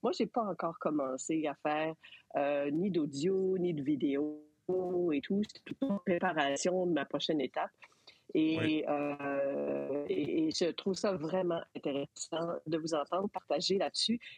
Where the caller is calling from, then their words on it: Montreal, Quebec, Canada; Alors, euh, de Montréal.